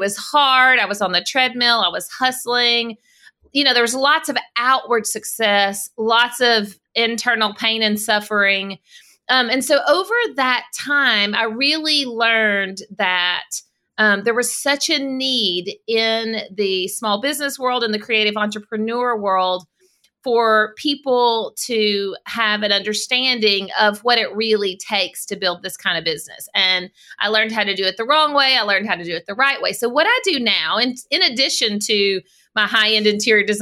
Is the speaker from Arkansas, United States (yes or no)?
yes; South Arkansas, United States; So I live in Arkansas. I grew up in South Arkansas. And I've always lived in the state